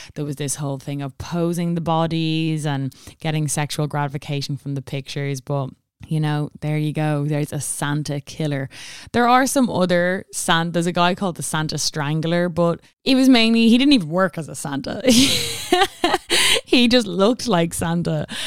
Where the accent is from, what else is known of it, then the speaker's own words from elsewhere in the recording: Ireland; we all know in Ireland we celebrate Saint Stephen's Day